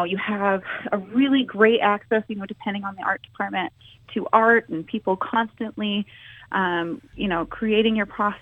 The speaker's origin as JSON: {"language": "English", "region": "Texas", "country": "United States", "tie": "born or raised there", "also_born_or_lived": "Utah", "moved": "as an adult", "lives_now": "Nebraska, United States", "said": "mainly I grew up in Texas, and I met my husband, and we moved to Utah, and then now we live in Nebraska"}